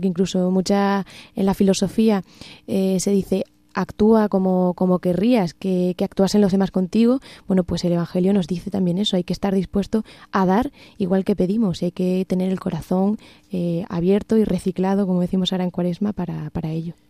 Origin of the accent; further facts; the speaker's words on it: Castuera, Extremadura, Spain; moved away as an adult; now in Cáceres, Spain; Soy de Castuera, pero bueno, ya llevo casi 10 años aquí en Cáceres